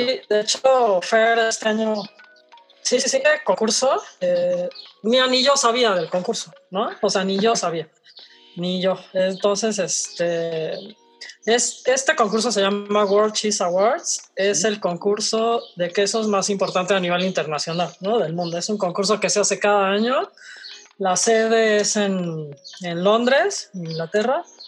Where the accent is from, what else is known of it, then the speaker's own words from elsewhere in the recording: Mexico; como productores mexicanos